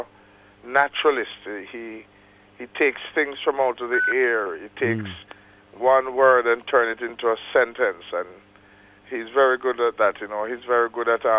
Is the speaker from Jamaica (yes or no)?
yes; Bloomfield, Manchester, Jamaica; I was born in Jamaica, in a little country town in Manchester by the name of Bloomfield, on February 6th, 1948.